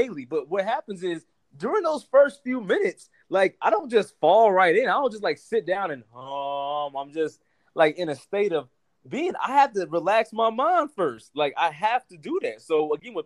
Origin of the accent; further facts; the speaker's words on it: North Carolina, United States; I'm from North Carolina, and my family is both from both my sides of the family are from the South. So I grew up like that.